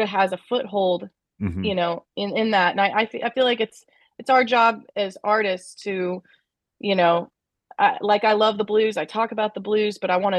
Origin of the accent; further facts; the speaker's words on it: Kansas City, Missouri, United States; I grew up in Kansas City